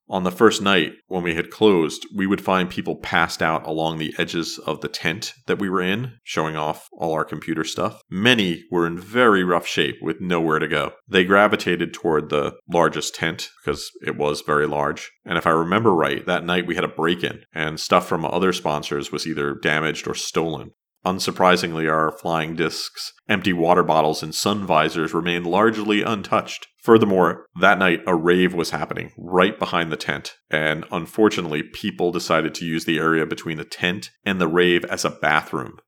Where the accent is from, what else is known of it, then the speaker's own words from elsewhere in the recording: New Jersey, United States; growing up in New Jersey